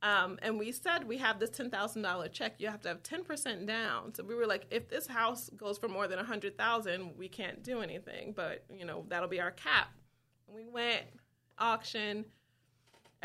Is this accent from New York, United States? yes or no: yes; Wyandanch, New York, United States; my house is that I grew up in Wyandanch